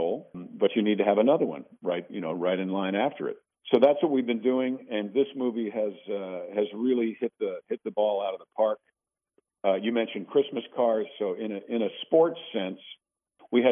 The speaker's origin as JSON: {"language": "English", "town": "Mount Kisco", "region": "New York", "country": "United States", "moved": "yes", "said": "I'm a recovering Yankee. I'm from Mount Kisco, New York"}